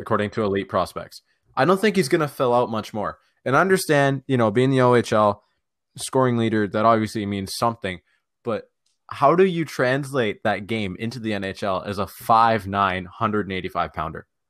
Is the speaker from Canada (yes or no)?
yes; Toronto, Ontario, Canada; we're all from Toronto.